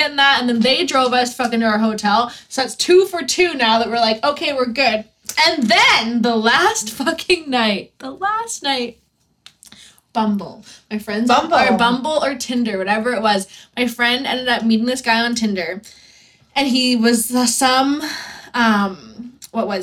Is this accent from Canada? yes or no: yes; Canada; we're from Canada